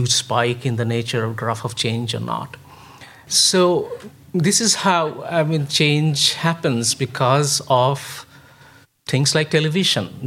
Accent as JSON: {"language": "English", "country": "India", "tie": "born or raised there", "said": "I grew up in India"}